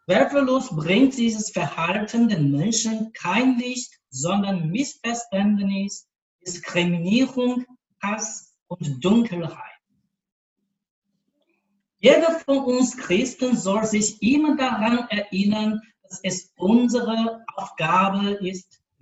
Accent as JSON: {"language": "German", "town": "Changzhi", "region": "Shanxi", "country": "China", "second_language": "German", "lives_now": "Beijing, China", "said": "den Leitern der Diözese Peking, das ist Bistum, wo ich arbeite, und Changzhi, das Bistum von meiner Heimat"}